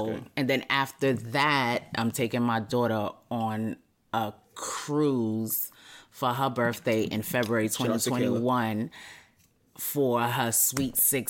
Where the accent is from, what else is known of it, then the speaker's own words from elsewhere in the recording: New York, United States; But when you go to other places... You'll be like, yeah, I'm from New York.